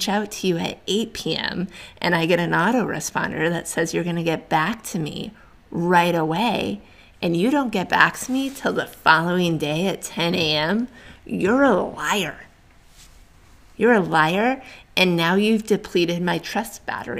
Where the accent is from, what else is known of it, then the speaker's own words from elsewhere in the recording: New England, United States; moved away; I'm originally from New England, so I'm an East Coast girl